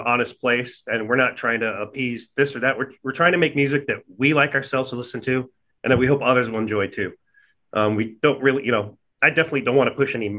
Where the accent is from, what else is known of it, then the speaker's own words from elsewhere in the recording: Arizona, United States; also born or lived in Hawaii / Texas / New Hampshire; Arizona is where I am and where I've lived most of my life